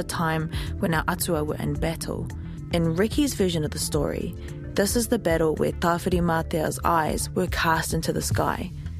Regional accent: Waimana, Bay of Plenty, New Zealand; now in Auckland, New Zealand; This is Waimana, my home, the centre of my world. This is the place that brings me peace. My sister lives here still, just down the road from where I grew up.

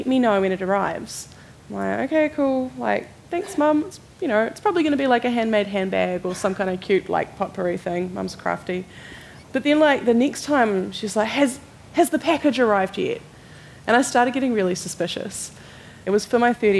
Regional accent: Zimbabwe; moved away; We come from Zimbabwe where, you know, when I grew up, you couldn't get things, so you had to make things

